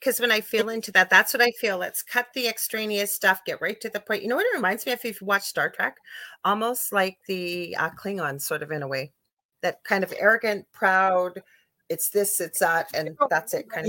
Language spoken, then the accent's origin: English; Canada; I'm from Canada